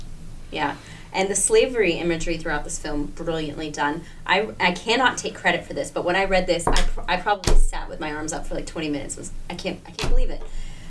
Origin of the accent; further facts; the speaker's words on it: South Carolina, United States; South Carolina.